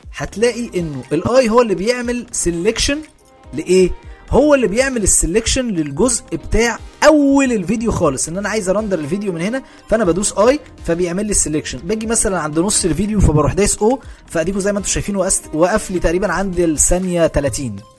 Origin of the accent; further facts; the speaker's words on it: Egypt; احنا كعرب وبالاخص كمصريين